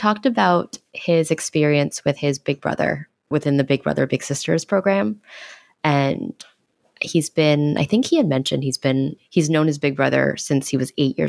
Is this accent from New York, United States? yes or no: yes; New York City, New York, United States; born or raised there